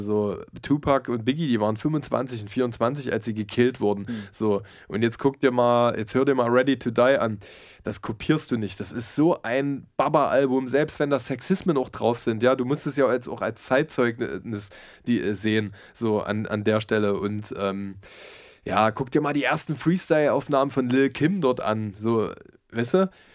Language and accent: German; Halle, Saxony-Anhalt, Germany; moved away; Ich komme ja eigentlich aus Halle-Saale